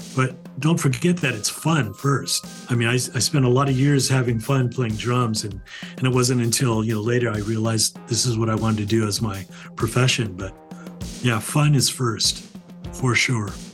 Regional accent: California, United States; I grew up in California, still here

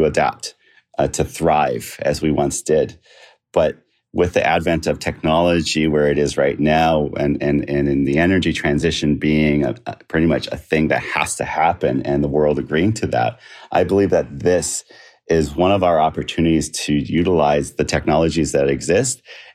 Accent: Canada; I'm from the Notkemawaning First Nation

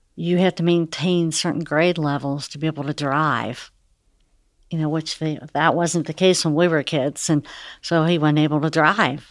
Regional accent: Fort Thomas, Kentucky, United States; we're from Fort Thomas. Eric and I both grew up, we've been there all our lives

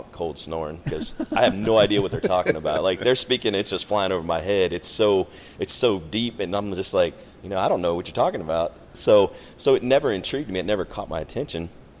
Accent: Maryland, United States; moved away as an adult; I'm originally from Maryland.

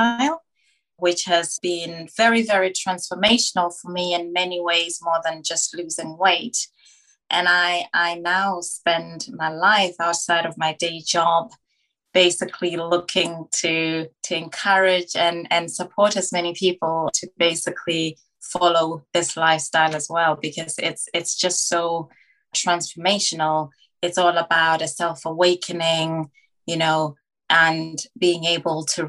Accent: Botswana; now in London, United Kingdom; I was born into poverty in Africa, in Botswana. I was born in the early 80s when Botswana was still kind of up and coming. So being born in rural Africa

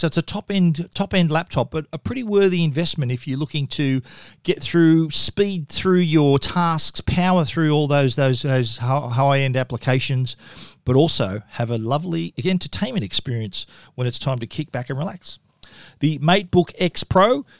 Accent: Australia; accent: Australian; my accent

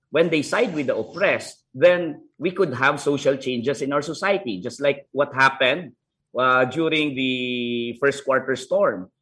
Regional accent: Philippines; I was born in Negros.

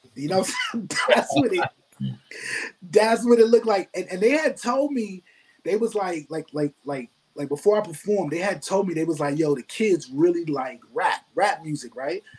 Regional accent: New York City, New York, United States; also born or lived in Binghamton, New York; I grew up in the Bronx

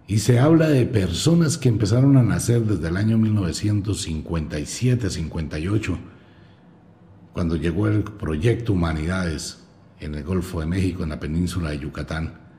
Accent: Colombia

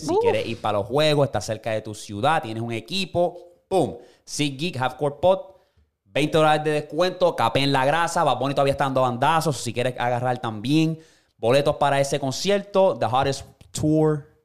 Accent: Puerto Rico; moved away as an adult; also born or lived in United States; yo me crié en Puerto Rico

